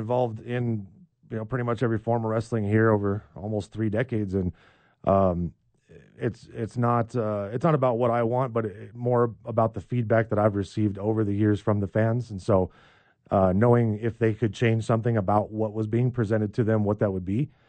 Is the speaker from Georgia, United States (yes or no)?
no; Albuquerque, New Mexico, United States; I mean, I was born and raised in Albuquerque. I grew up just miles from here, and I've never strayed far from it.